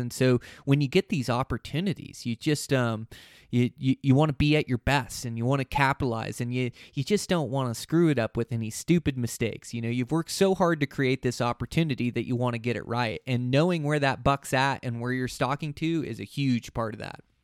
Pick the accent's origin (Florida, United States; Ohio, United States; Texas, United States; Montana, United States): Montana, United States; my home state here in Montana